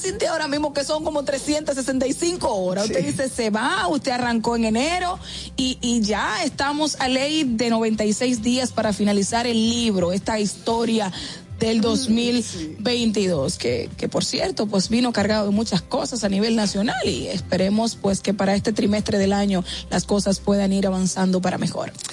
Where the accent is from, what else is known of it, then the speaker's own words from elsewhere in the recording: Dominican Republic; como buenos dominicanos